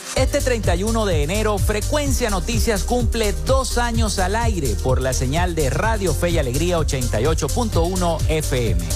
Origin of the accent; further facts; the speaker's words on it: Maracaibo, Zulia, Venezuela; en nuestro estado Zulia y en nuestro municipio Maracaibo